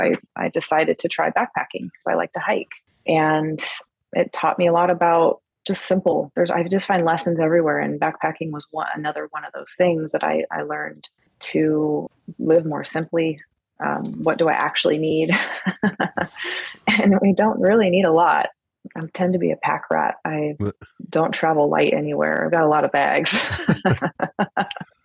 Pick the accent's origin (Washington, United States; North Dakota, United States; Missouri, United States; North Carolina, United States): Washington, United States; I am from Washington State, and I've lived here my whole life, Pacific Northwest.